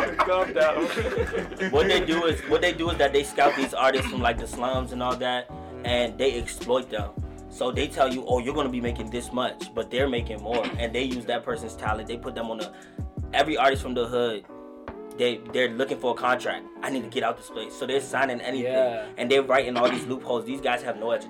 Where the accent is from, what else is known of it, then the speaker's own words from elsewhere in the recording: Washington, District of Columbia, United States; also born or lived in Kaduna, Nigeria; now in Prince George's County, United States; I was born in Nigeria in 1996, but I came here in 98. We moved to Washington, D.C.